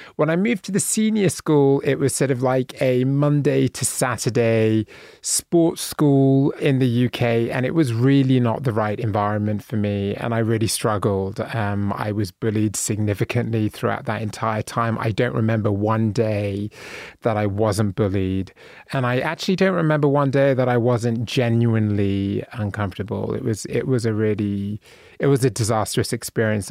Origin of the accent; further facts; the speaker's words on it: Bristol, South West England, United Kingdom; moved away as an adult; now in United States; I was born in a city called Bristol in England at Saint Michael's Hill Hospital, and then I was raised in Bristol.